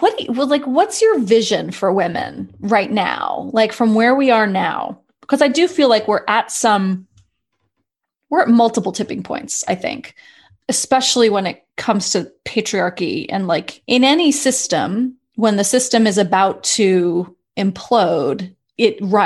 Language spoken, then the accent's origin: English; New York City, New York, United States; I grew up in New York City